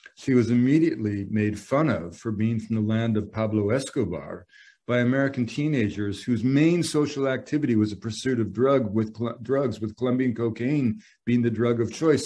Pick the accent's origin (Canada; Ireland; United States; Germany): Canada; British Columbia; I'm from British Columbia. I've saved up money in a logging camp